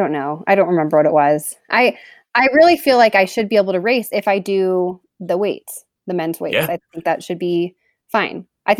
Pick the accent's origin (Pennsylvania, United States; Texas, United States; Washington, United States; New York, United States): Texas, United States; also born or lived in Louisiana; I was born in Louisiana, but moved to Texas when I was like 3 years old. So grew up in Texas, went to college in Texas, spent about 20 years there.